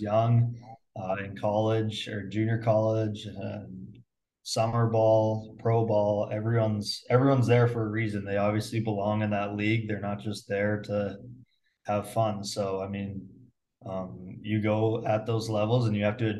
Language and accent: English; Muenster, Saskatchewan, Canada; I grew up in Munster. It's a town of like 450 people.